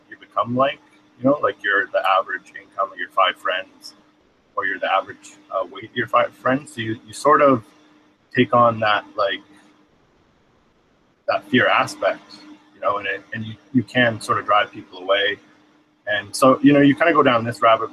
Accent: British Columbia, Canada; I'm from Canada, British Columbia

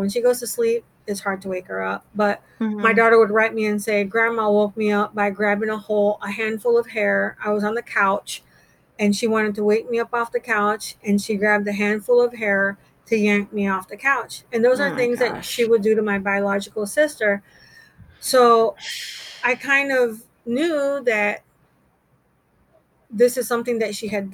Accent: United States; accent: American; moved away as an adult; also born or lived in Montego Bay, Jamaica / Panama; now in Jamaica; I was adopted as a child in Central America, Panama. I was born in Jamaica, and my biological mother took me from Jamaica to Panama, and then they adopted me. My father was in the military, and I came into the country on his military orders

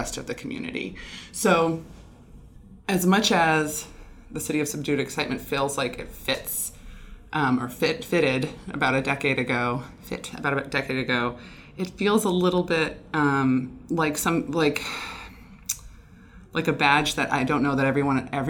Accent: Illinois, United States; moved away as an adult; now in Bellingham, United States; I'm from Illinois and moved here about 11 years ago

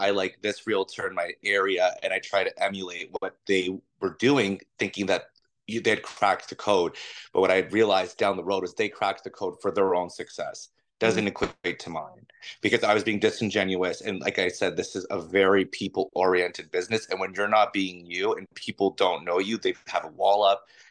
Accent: Toronto, Ontario, Canada; I'm from Toronto, so I know this city like the back of my hand. I went every form of school you possibly can imagine here.

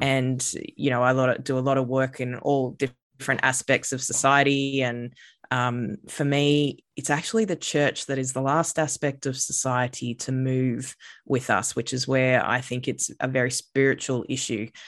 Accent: Redcliffe, Queensland, Australia; grew up on Gubby Gubby country, uh, and I've lived most of my life on Gubby Gubby country, which most people probably know as, like, the Sunshine Coast area of these lands now called Queensland.

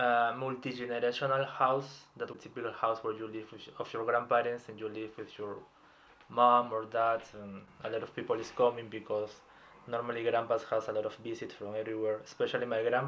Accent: Lima, Peru; English is a second language; moved away as an adult; now in Bonn, Germany; In the capital of Peru, in Lima, in February, in front of the sea.

